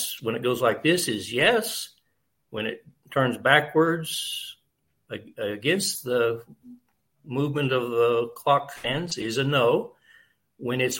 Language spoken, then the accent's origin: English; Kansas, United States; moved away as an adult; now in Costa Rica; I'm originally from Kansas, but I bought a farm in Costa Rica 40 years ago, and I've been back here on my farm about 15 years now